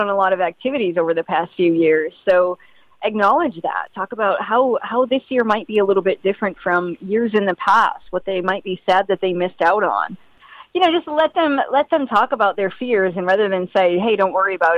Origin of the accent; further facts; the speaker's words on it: Maine, United States; I grew up in Maine